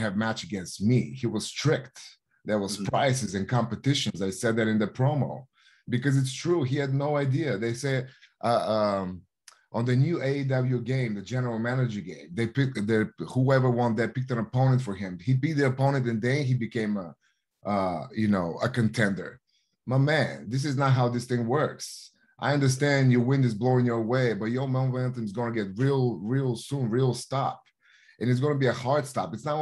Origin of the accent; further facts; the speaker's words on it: Plovdiv, Plovdiv Province, Bulgaria; moved away; my hometown in Plovdiv, Bulgaria, which is the sixth oldest living city in Bulgaria.